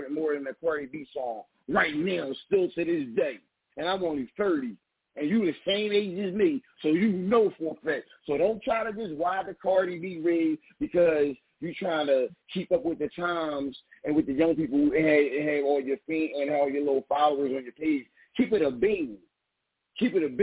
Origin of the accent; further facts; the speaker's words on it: Philadelphia, Pennsylvania, United States; I'm from Philly, baby.